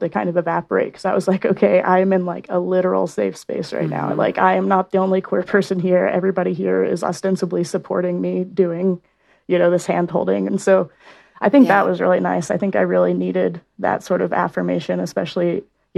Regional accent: Oklahoma, United States; now in Salt Lake City, United States; I'm from Oklahoma.

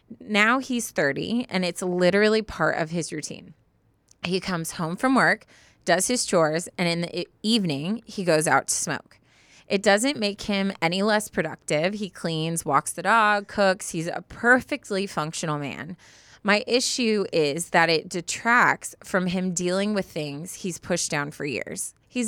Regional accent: London, United Kingdom; We're both from London. That's where we met.

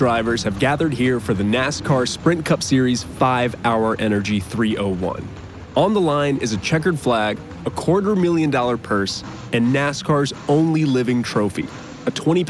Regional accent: Florida, United States; I grew up in Florida, between the Volusia County Dirt Track and the Daytona Speedway.

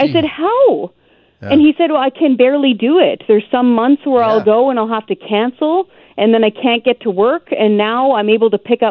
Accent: British Columbia, Canada; also born or lived in Ontario / Nova Scotia; I was born and raised in British Columbia

